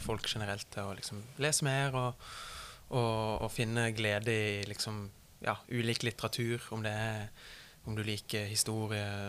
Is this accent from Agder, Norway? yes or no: yes; Mandal, Agder, Norway; min hjemby Mandal